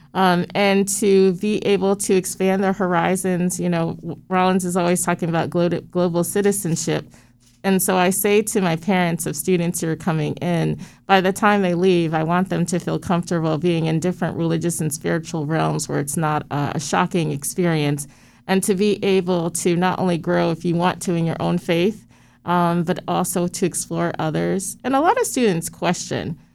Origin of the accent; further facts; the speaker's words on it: Stratford, Connecticut, United States; I grew up in Stratford, Connecticut